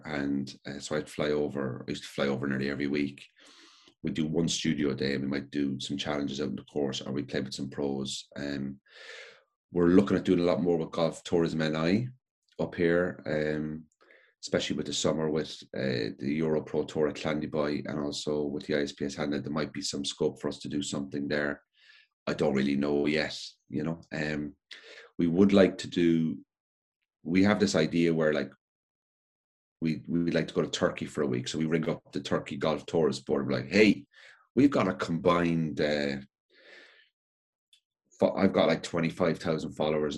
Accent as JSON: {"language": "English", "town": "Cork", "region": "Munster", "country": "Ireland", "said": "I'm from Cork"}